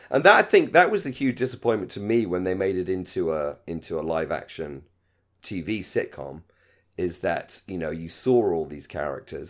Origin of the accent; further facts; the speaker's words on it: United Kingdom; in Britain, we hate having crap jobs